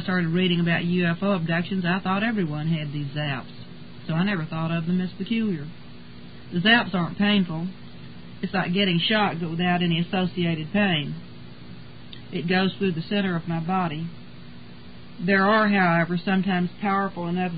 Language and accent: English; Texas, United States; I was born and raised in Texas and have lived here all my life.